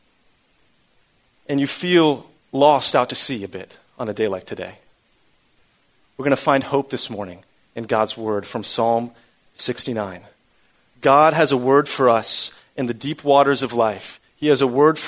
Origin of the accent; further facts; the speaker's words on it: Central Florida, United States; I grew up here in Central Florida